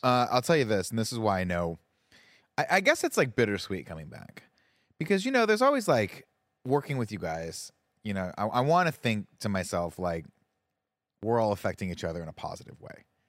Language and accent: English; Riverside, California, United States; when I grew up in Riverside, we used to go to the Canyon Crest Center